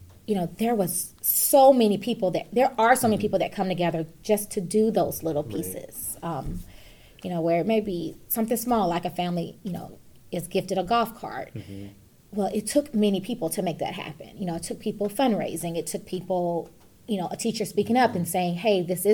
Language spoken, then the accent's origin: English; Atlanta, Georgia, United States; moved away as an adult; now in Fayette County, United States; I grew up in Atlanta